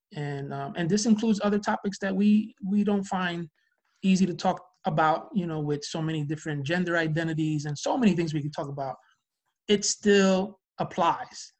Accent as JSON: {"language": "English", "region": "New Jersey", "country": "United States", "said": "we're from Jersey"}